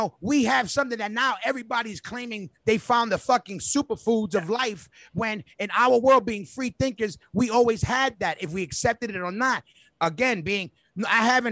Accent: New York City, New York, United States; we literally grew up. We grew in that park. We came up in that park.

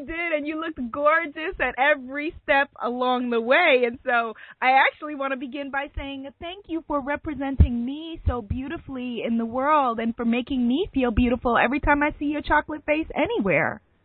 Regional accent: New York City, New York, United States; also born or lived in Brooklyn / Harlem; I'm a New Yorker, native New Yorker, born and raised

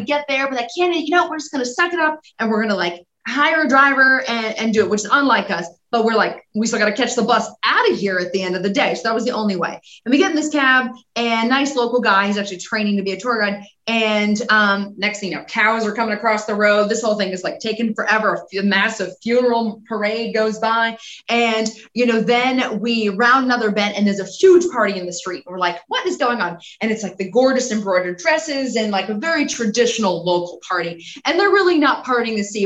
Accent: Los Angeles, California, United States; I grew up in Los Angeles

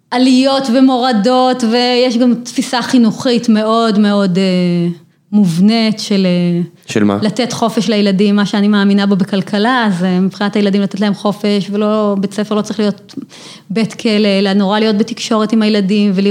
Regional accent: Ofra, West Bank, Palestine; כן, זהו, אני גדלתי בעופרה.

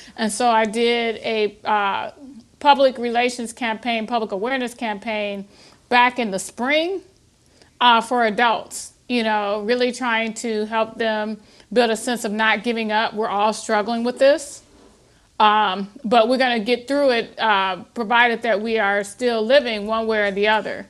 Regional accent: Toledo, Ohio, United States; I born and raised in Toledo, Ohio

